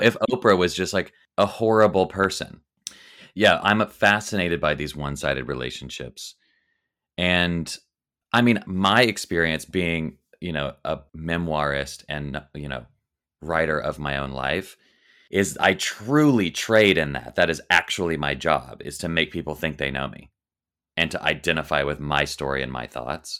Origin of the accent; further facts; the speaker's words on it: the South, United States; growing up in the South, every single person I knew was Christian